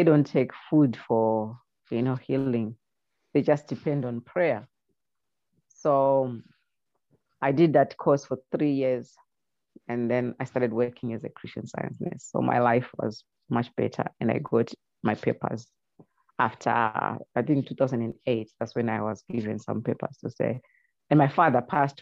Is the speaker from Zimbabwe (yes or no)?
yes; Zimbabwe; moved away; I come from Zimbabwe.